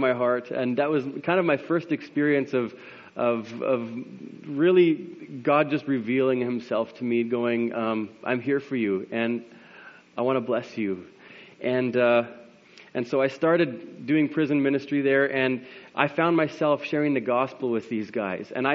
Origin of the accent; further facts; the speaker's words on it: Landmark, Manitoba, Canada; now in Winnipeg, Canada; I grew up in Landmark. I now live in Winnipeg with my wife and three kids